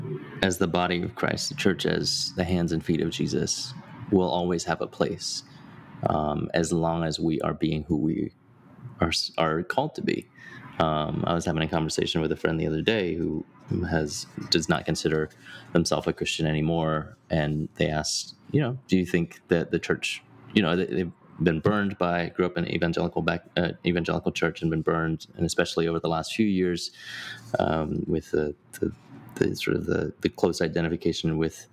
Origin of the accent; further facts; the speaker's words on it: Hong Kong; also born or lived in United Kingdom; now in United States; I didn't grow up in the U.S. I grew up overseas. I was born in Hong Kong. I spent my, you know, almost a decade in the U.K.